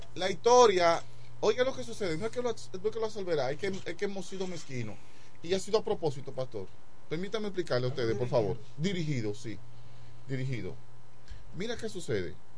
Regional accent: Dominican Republic; yo soy dominicano

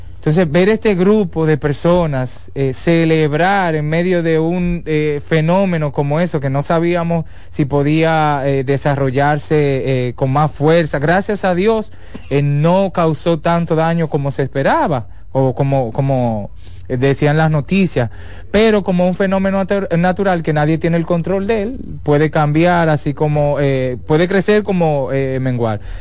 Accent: Dominican Republic; Yo como dominicano, que uno vive viajando

